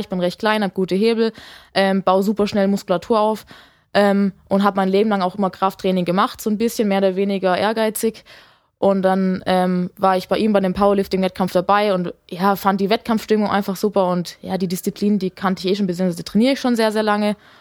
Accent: Lake Constance, Baden-Württemberg, Germany; habe in einem kleinen Dorf aufgewachsen am Bodensee

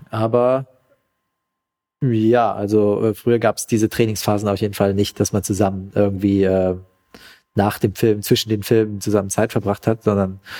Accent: Vietnam; now in Germany; Ja, und zwar in, in Vietnam, in mein, in mein Herkunftsland, ja

